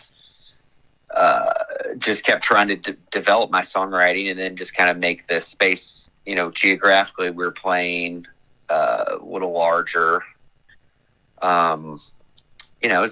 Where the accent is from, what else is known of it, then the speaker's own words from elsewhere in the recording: Southern Indiana, United States; we're from Southern Indiana near Louisville, Kentucky